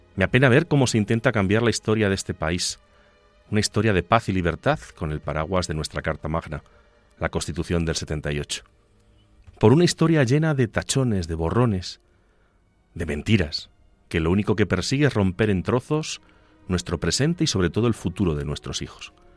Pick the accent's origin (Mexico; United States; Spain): Spain; Ciudad Real, Castilla-La Mancha; yo soy de Ciudad Real, pero muy cerca de Extremadura y muy cerca de Andalucía